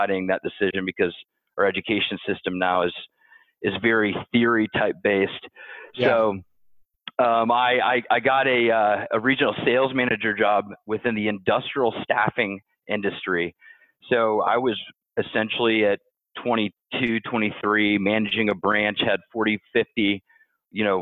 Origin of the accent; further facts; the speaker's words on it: Ohio, United States; also born or lived in Louisville, Kentucky; I was born in Louisville, Kentucky, but grew up mostly in Ohio.